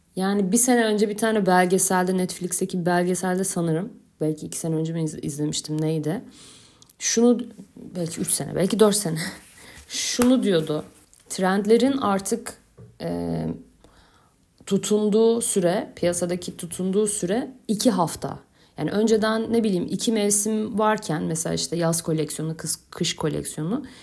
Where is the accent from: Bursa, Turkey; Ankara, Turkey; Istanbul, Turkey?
Istanbul, Turkey; moved away as an adult; now in Kaş, Turkey; Ben beş kuşak İstanbulluyum.